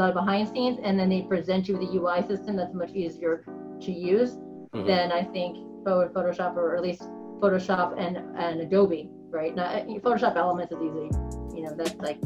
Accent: New York, United States; I'm a New Yorker

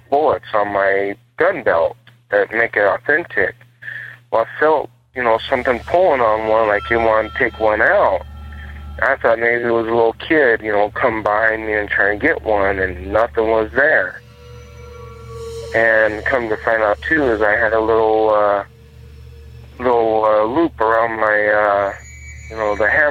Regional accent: Seligman, Arizona, United States; also born or lived in Holbrook, Arizona; now in Phoenix, United States; My hometown of Seligman, Arizona

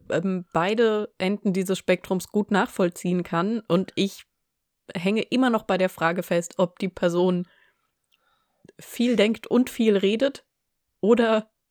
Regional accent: Southern Germany, Germany; weil ich komme ja aus Süddeutschland

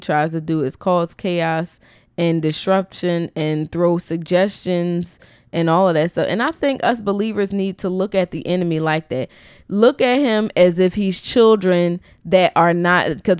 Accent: Philadelphia, Pennsylvania, United States; we're from Philly.

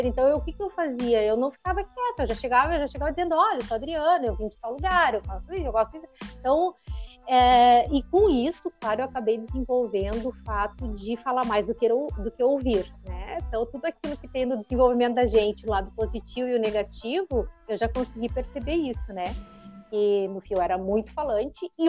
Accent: São Leopoldo, Rio Grande do Sul, Brazil; born there; Eu nasci aqui em São Leopoldo mesmo. Né? Eu nasci em São Leopoldo, moro aqui, mas eu tive uma vida meio nômade, assim, né?

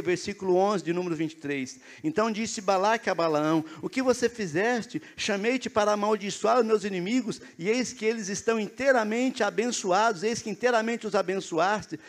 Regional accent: northern Paraná, Brazil; now in Curitiba, Brazil; eu sou lá do norte do Paraná

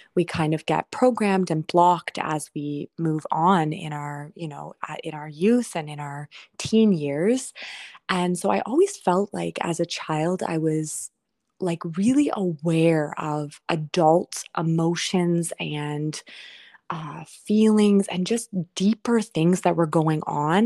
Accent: Toronto, Ontario, Canada; I decided I wanted to stay in Toronto, and I didn't even really know why, but come back to my hometown.

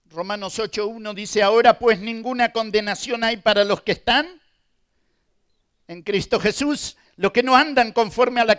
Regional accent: Argentina; Argentina, y perdonen por la ilustración, pero Argentina es un país futbolero. Y en casa somos todos de Boca y solamente mi esposa de River.

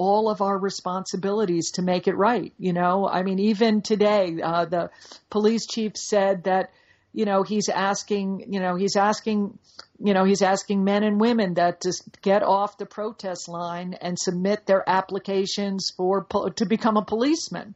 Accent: Dallas, Texas, United States; I'm from Dallas, and I'm proud to be from Dallas

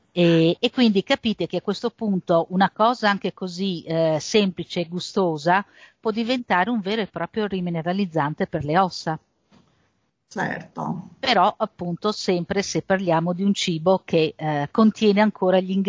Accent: Friuli-Venezia Giulia, Italy; io vengo dal Friuli e quindi in Friuli abbiamo un po' la patria delle latterie e delle malghe

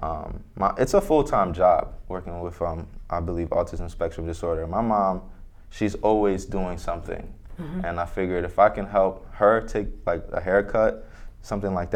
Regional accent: Orange, New Jersey, United States; I grew up in Orange, New Jersey

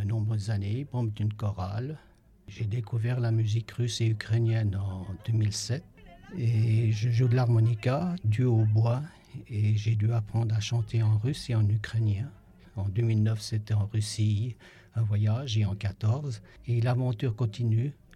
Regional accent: Geneva, Switzerland; né à Genève

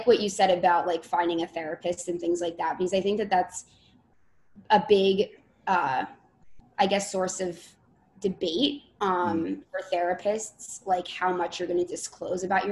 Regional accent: Bergen County, New Jersey, United States; I'm from North Jersey, and it's right over the bridge, So Bergen County area

